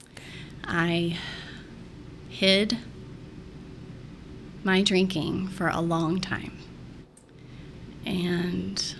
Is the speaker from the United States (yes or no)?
yes; Central Florida, United States; now in St. Petersburg, United States; We're actually all Floridians. We grew up in Central Florida